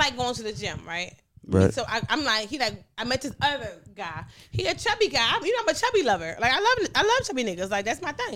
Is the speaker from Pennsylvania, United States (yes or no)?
yes; Philadelphia, Pennsylvania, United States; I was from North Philly